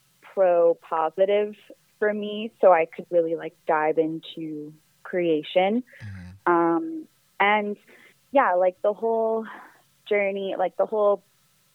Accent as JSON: {"language": "English", "town": "Victoria", "region": "British Columbia", "country": "Canada", "tie": "born or raised there", "moved": "as an adult", "lives_now": "Toronto, Canada", "said": "I'm originally from BC. I was born in Victoria, BC, and then I've been in Toronto for about 8 years."}